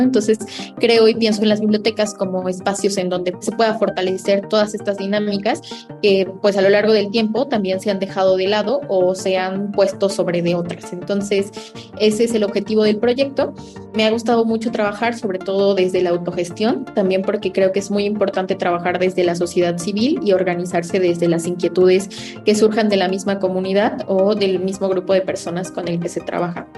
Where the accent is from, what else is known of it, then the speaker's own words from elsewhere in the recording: Tlahuitoltepec, Oaxaca, Mexico; Tlahuitoltepec, que es mi pueblo